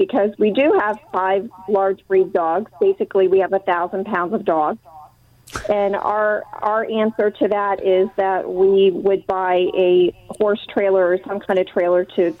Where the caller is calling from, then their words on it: Milford, Delaware, United States; Hey, I am from Milford, Delaware, but I'm staying with my dad for the weekend in Ellendale.